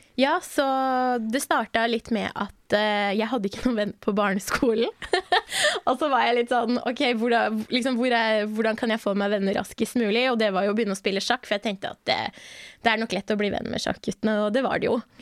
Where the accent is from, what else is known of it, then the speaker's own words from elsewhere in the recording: Bærum, Akershus, Norway; also born or lived in Iran; jeg har vokst opp i Bærum, så jeg er veldig vant til å være den eneste brune i rommet